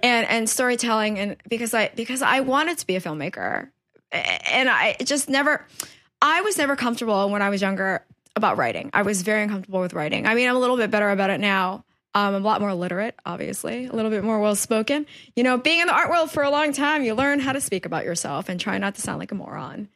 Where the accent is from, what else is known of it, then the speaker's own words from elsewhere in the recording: New York City, New York, United States; also born or lived in Guangdong, China / West Harlem; I spent my whole life mostly in Woodhaven, Queens